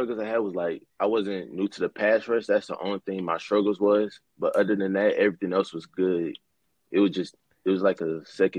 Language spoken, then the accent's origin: English; Zachary, Louisiana, United States; I'm from Zach, Louisiana. It's like right outside of Baton Rouge.